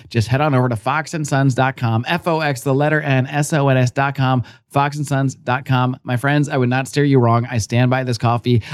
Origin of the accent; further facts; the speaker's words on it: Connecticut, United States; now in Florida, United States; I was raised in Connecticut.